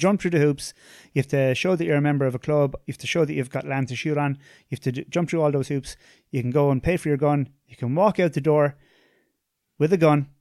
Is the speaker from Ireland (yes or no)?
yes; Tipperary, Munster, Ireland; I'm from, I'm from Tipperary